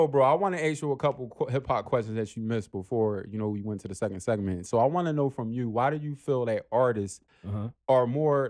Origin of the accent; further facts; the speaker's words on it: Philadelphia, Pennsylvania, United States; I still talk like I'm from Philly.